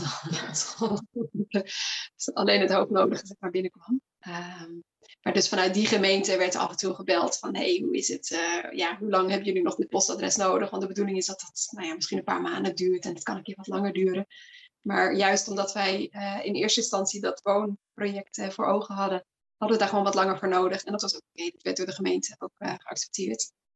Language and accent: Dutch; Flanders, Belgium; accent: Flemish; now in Netherlands; Ik kom van origine uit België, geboren en okay. getogen uit het Nederlands gezien. Dus als ik daar weer ben bij mijn familie, dan gaat de Vlaamse knop aan